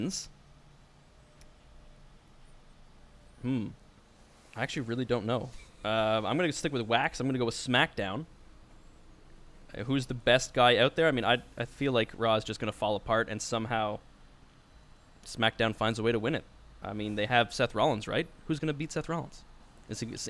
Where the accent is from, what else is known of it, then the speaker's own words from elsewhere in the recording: Canada; also born or lived in Scotland; I'm from Canada